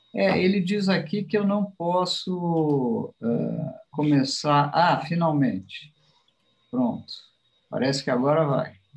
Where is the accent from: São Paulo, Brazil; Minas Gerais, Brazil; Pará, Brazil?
São Paulo, Brazil; also born or lived in New York; Eu nasci em São Paulo, vivi aqui grande parte, quase toda a minha vida.